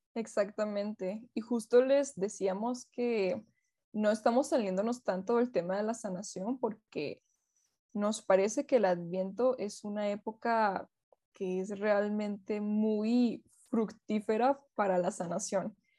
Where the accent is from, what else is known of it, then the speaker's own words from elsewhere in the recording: Venezuela; Yo soy venezolana